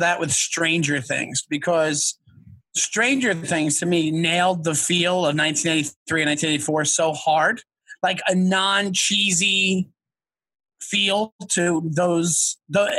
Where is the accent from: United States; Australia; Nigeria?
United States; Long Island, New York; I'm a Long Island guy. So I grew up, my whole experience is like the city. So when I got of age, like I grew up like a half hour outside Manhattan